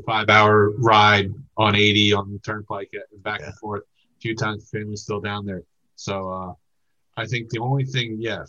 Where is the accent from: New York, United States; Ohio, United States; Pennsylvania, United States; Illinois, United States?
Pennsylvania, United States; Harrisburg; moved away as an adult; now in Erie, United States; I'm from Harrisburg originally. Okay. So I was recruited out of Harrisburg in the connector industry there to go come up here to Erie.